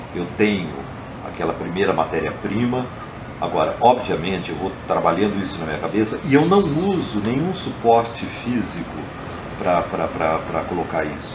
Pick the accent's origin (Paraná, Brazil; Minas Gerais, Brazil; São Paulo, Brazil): São Paulo, Brazil; Botucatu; moved away as an adult; now in São Paulo, Brazil; eu saí de Botucatu com uns 18 anos de idade estou com 62. Então, esse tempo todo eu morei aqui e fora, você viu também, mas basicamente São Paulo.